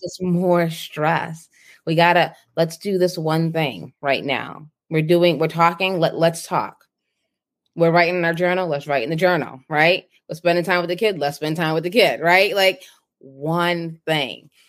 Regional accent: Boston, Massachusetts, United States; moved away; I grew up in Boston, the inner city

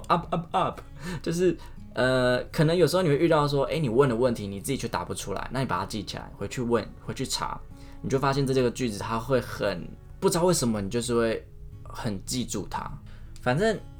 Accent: Taiwan; 我们台湾人，我们讲一个“没”、“买”、台语就这么多分法了

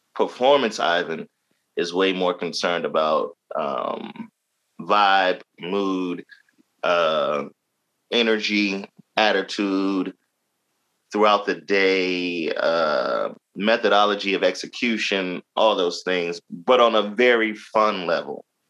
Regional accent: Jacksonville, Florida, United States; now in Baltimore, United States; I'm originally from Jacksonville, Florida, Duval County, born and raised.

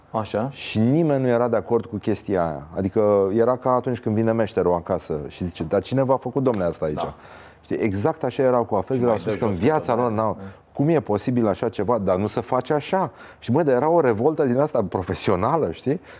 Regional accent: Brăila, Brăila County, Romania; Uite știu ce față am și sunt și din Brăila.

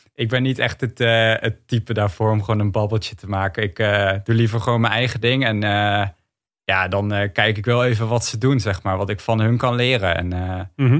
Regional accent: Netherlands; als Nederlander.

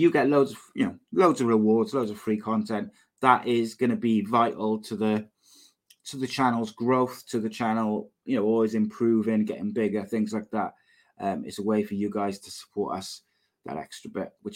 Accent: Cardiff, Wales, United Kingdom; also born or lived in Llanishen, Cardiff; I am not from Lanishan originally. I'm from Rada. I am Cardiff born, Cardiff bred, but I don't live far from Lanishan now

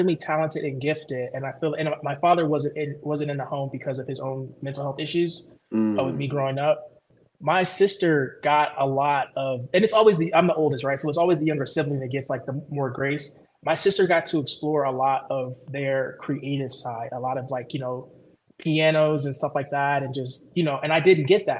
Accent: Chicago, Illinois, United States; moved away; also born or lived in Georgia / Ohio; born and raised in Chicago

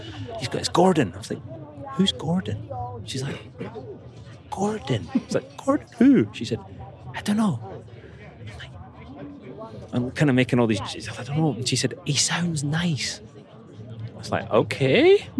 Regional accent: Scotland, United Kingdom; But being a Scotsman, I was like, "How much is it?"

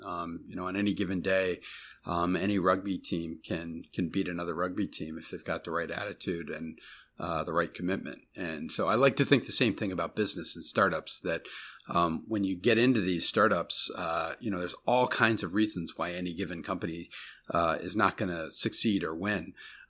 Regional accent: Barrington, Illinois, United States; I grew up in Barrington, Illinois. You know, it was a small suburb outside of Chicago.

